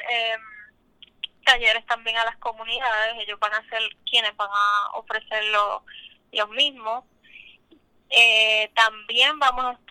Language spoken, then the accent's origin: Spanish; Panama; now in Puerto Rico; desde que yo llegué de Panamá he estado explorando más acá en Puerto Rico pero haber estado en mi país